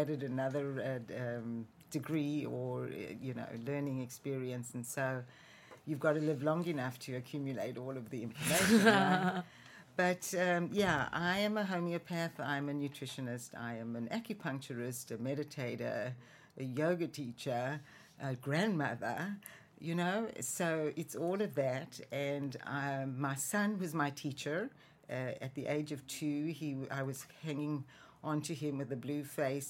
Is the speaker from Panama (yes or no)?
no; South Africa; moved away as an adult; Born and raised in South Africa